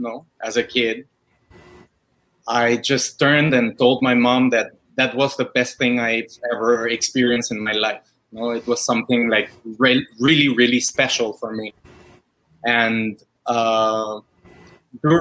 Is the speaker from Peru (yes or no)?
yes; Lima, Peru; moved away; I grew in Lima. Back in Peru.